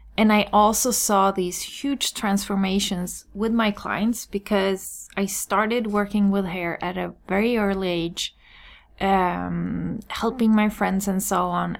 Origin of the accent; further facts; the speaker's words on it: Sweden; I'm born and raised in Sweden